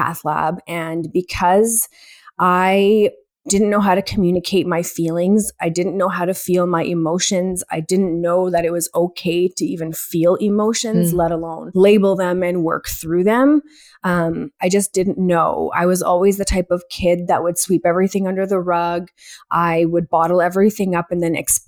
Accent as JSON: {"language": "English", "town": "Edmonton", "region": "Alberta", "country": "Canada", "tie": "born or raised there", "said": "I am from Edmonton, Alberta, born and raised here"}